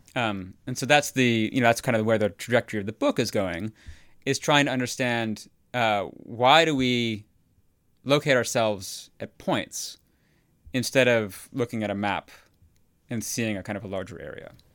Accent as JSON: {"language": "English", "area": "near Chicago", "region": "Illinois", "country": "United States", "tie": "born or raised there", "also_born_or_lived": "Houston", "moved": "as an adult", "lives_now": "New Haven, United States", "said": "I grew up near Chicago"}